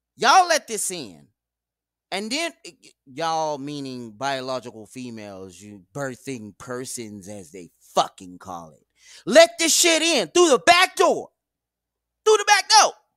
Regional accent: United States; I was born in America

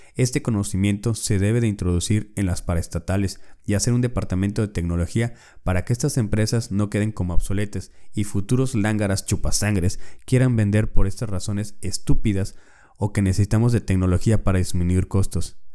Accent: Mexico; todos nosotros como mexicanos

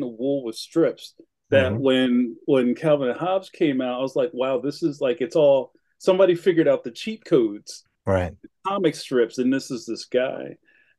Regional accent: Philadelphia, Pennsylvania, United States; also born or lived in North Carolina; I'm from Philly. My family is from West Philadelphia

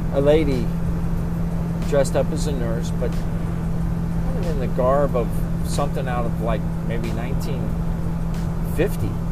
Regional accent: Cherry Grove, Ohio, United States; But I'm actually from 18, 20 miles east of Cincinnati. I grew up in a town called Cherry Grove.

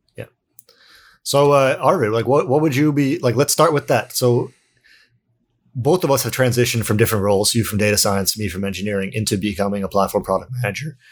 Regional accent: Canada; now in Sweden; I'm also Canadian, I'm not from Sweden

